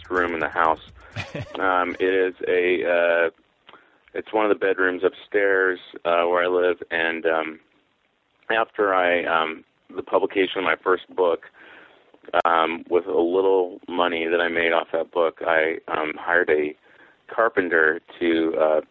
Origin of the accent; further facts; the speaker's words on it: Mount Vernon, Washington, United States; a used bookstore in my hometown, which is Mount Vernon, Washington